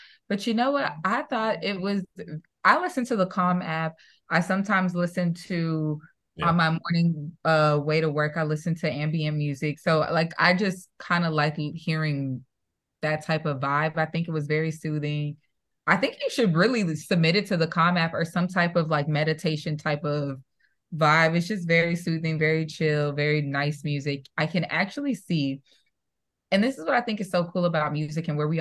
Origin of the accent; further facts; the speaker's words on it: Midwest, United States; I'm from the Midwest